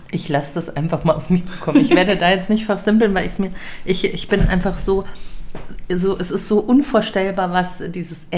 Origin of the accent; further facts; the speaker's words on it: Munich, Bavaria, Germany; Also jetzt bin ich ja aufgewachsen in der Wohnung hier in München in der Baderstraße, da habe ich als Kind gelebt.